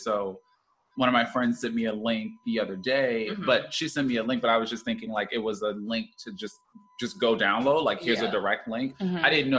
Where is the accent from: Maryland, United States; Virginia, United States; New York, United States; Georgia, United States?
New York, United States; we New Yorkers.